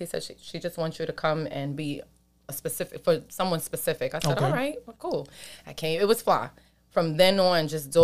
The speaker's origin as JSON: {"language": "English", "town": "New York City", "region": "New York", "country": "United States", "tie": "born or raised there", "also_born_or_lived": "Queens", "said": "I was born in Brooklyn"}